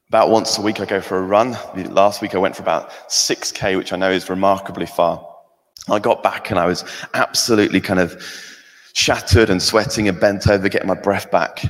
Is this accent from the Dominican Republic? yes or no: no; England, United Kingdom; now in Scotland; I'm England, I'm English